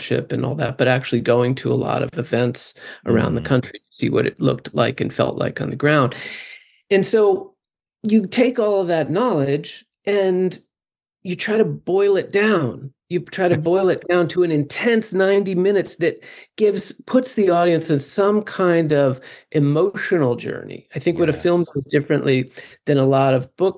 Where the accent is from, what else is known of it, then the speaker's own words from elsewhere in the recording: Northeast, United States; I grew up in the Northeast, in a very, 100% Christian conservative